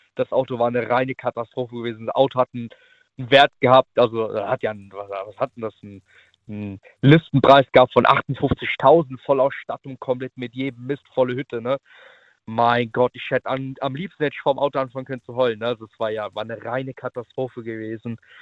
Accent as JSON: {"language": "German", "town": "Naples", "region": "Campania", "country": "Italy", "tie": "born or raised there", "moved": "yes", "lives_now": "Riedstadt, Germany", "said": "Ich bin gebürtiger Italiener"}